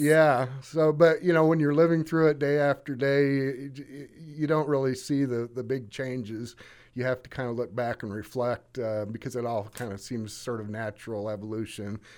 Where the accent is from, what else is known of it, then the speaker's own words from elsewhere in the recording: Monmouth, Illinois, United States; I am from Monmouth. My dad was Director of Admissions here, starting in nineteen fifty-seven, and we lived a block from the campus. So I really grew up, uh, you know, around the campus